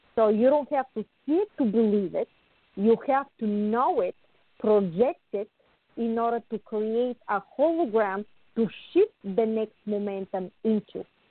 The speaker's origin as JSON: {"language": "English", "country": "Bulgaria", "tie": "born or raised there", "moved": "yes", "lives_now": "United States", "said": "I was born in Bulgaria"}